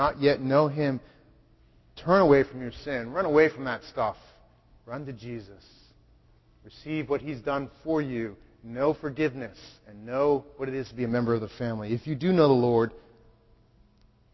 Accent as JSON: {"language": "English", "town": "Wellesley", "region": "Massachusetts", "country": "United States", "tie": "born or raised there", "also_born_or_lived": "Boston / Chelmsford", "lives_now": "Haverhill, United States", "said": "I was born in Boston, lived in Chelmsford, grew up in Wellesley"}